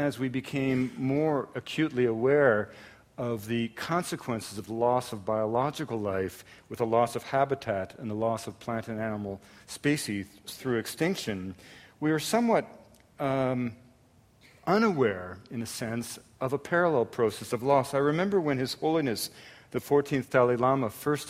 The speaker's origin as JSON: {"language": "English", "area": "an English suburb of Montreal", "region": "Quebec", "country": "Canada", "tie": "born or raised there", "said": "I grew up in Canada at a time when the French and the English didn't speak to each other, and I grew up in an English suburb, a commuting suburb of Montreal"}